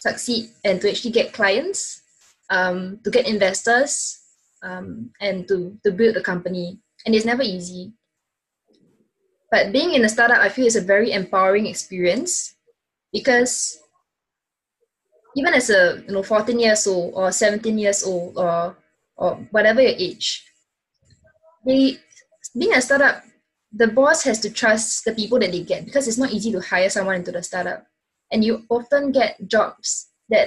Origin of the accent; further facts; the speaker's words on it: Singapore; being a Singaporean